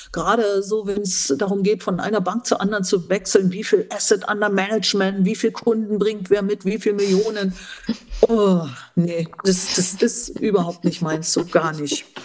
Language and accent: German; eastern Germany, Germany; meine, ich habe eine ostdeutsche Sozialisation.